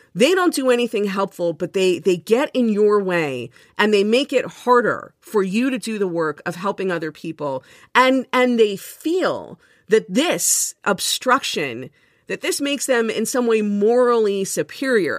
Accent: Miami, Florida, United States; moved away as an adult; now in Jersey City, United States; I grew up in Miami

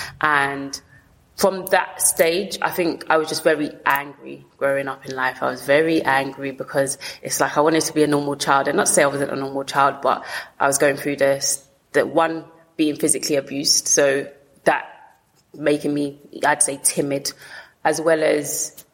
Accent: London, United Kingdom; also born or lived in Lewisham, London; I grew up in Peckham.

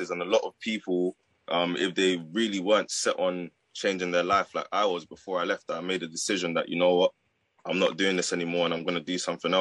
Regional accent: London, United Kingdom; I'm from London.

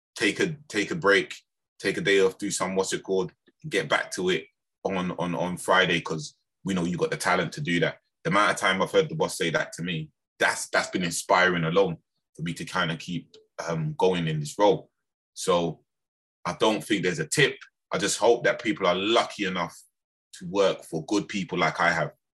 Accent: London, United Kingdom; also born or lived in Birmingham / Lewisham; I was actually raised in, in, in London, in Lambeth

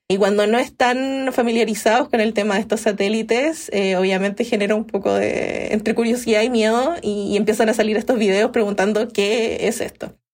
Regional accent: Valparaíso, Chile; Ahí estudié en mi ciudad natal, en Valparaíso

